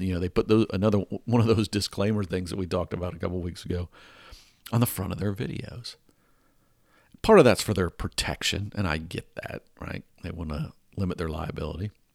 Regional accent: Atlanta, Georgia, United States; growing up in Atlanta

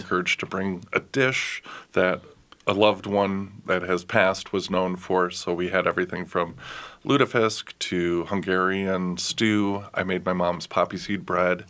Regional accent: Minneapolis, Minnesota, United States; I was born and raised in Northeast

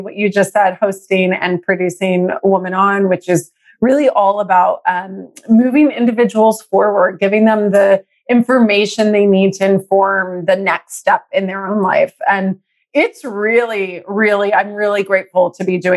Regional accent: Texas, United States; now in San Francisco, United States; I'm in San Francisco. But I was raised in Texas

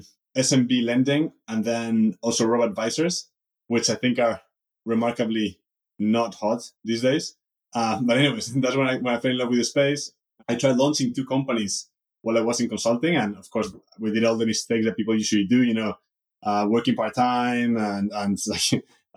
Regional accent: Madrid, Community of Madrid, Spain; moved away as an adult; also born or lived in Munich; life growing up in Madrid was fine

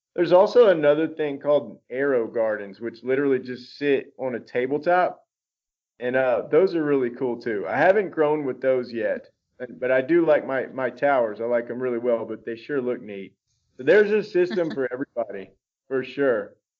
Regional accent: Baton Rouge, Louisiana, United States; moved away; also born or lived in Dallas, Texas / Austin, Texas; I grew up in South Louisiana, Baton Rouge, Louisiana

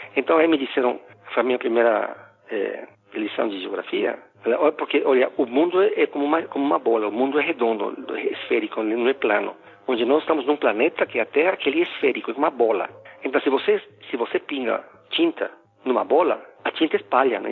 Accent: Quito, Pichincha, Ecuador; first language Spanish; Portuguese is a second language; moved away as an adult; also born or lived in United States; now in Brazil; eu sou equatoriano, nasci em Quito

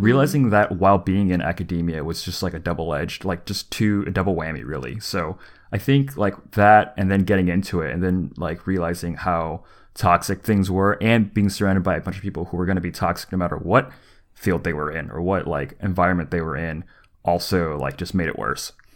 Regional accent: the South, United States; moved away; also born or lived in California; growing up in the South

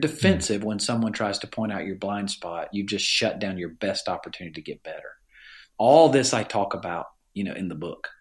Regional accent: Alabama, United States; accent: Southern; I grew up in Alabama in a family

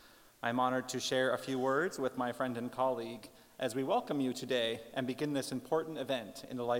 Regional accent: Tyendinaga Mohawk Territory, Ontario, Canada; I am Mohawk from the Tainanega Mohawk Territory, and I teach our language here at Queen's University.

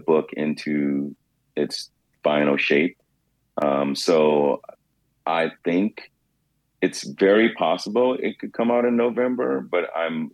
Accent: New York City, New York, United States

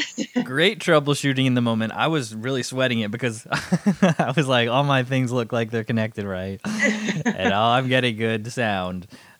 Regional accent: Canada; accent: Canadian; I have a Canadian accent. I do not get that very often, but I am definitely Canadian and I definitely have it.

